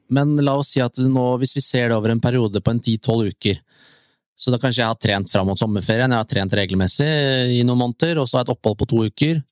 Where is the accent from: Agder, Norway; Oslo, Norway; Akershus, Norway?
Akershus, Norway; near Tusenfryd; Jeg bor jo nå ute ved Tusenfryd, der jeg vokste opp